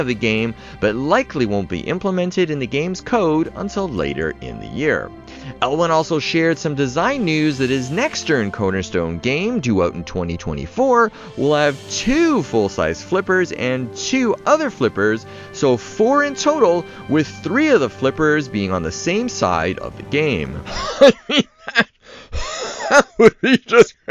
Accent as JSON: {"language": "English", "town": "Toronto", "region": "Ontario", "country": "Canada", "tie": "born or raised there", "said": "right here in my hometown of Toronto, Canada"}